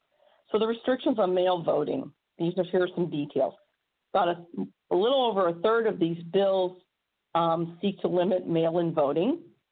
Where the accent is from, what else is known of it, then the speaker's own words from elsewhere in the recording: Missouri, United States; I can tell you right now, in my home state of Missouri, when I had to get my absentee ballot